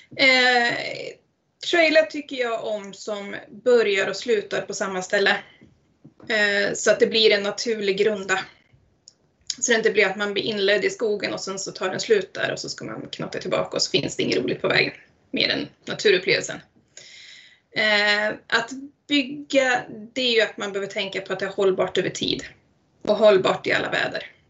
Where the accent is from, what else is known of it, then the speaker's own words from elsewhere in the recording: Eskilstuna, Södermanland, Sweden; moved away as an adult; now in Ale, Sweden; jag är faktiskt från Eskilstuna från början